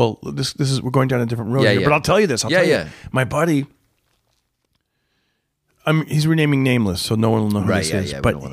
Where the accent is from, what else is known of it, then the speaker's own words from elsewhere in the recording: Fresno, California, United States; back in my hometown of Fresno